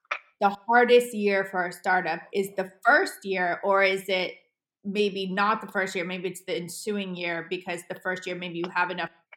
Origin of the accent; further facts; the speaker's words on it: Colorado, United States; I grew up in Colorado for a long time